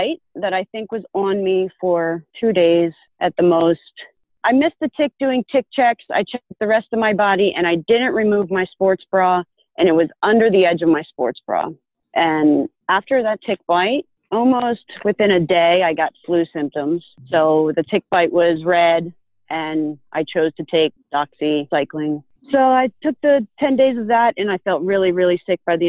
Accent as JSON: {"language": "English", "region": "Pennsylvania", "country": "United States", "tie": "born or raised there", "said": "I grew up in Pennsylvania"}